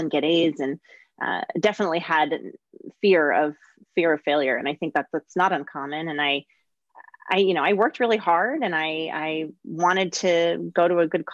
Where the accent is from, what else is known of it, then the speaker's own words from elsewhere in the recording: Southern California, United States; also born or lived in Geneva, Switzerland / Palos Verdes, California; I grew up mostly in Southern California and spent a couple of years actually in Geneva and Switzerland in kindergarten and in fourth grade